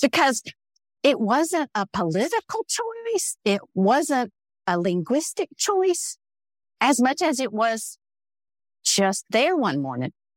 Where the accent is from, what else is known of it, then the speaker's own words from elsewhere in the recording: the South, United States; growing up in the South as a brown woman